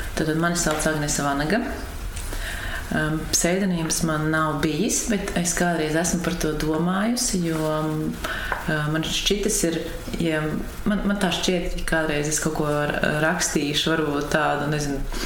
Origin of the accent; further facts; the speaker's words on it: Langstiņi, Latvia; also born or lived in Riga / Carnikava; Es esmu dzimusi Rīgā un augusi esmu pierīgā